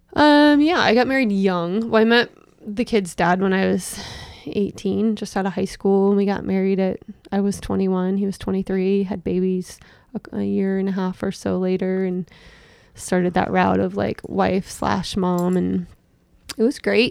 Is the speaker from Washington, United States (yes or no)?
yes; Seattle, Washington, United States; also born or lived in Issaquah, Washington; I was born in Seattle and raised in the West Seattle area